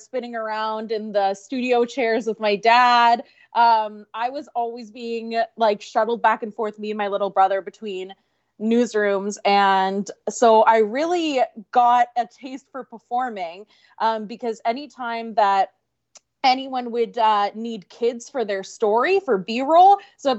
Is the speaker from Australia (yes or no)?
no; Regina, Saskatchewan, Canada; I was born in Regina, Saskatchewan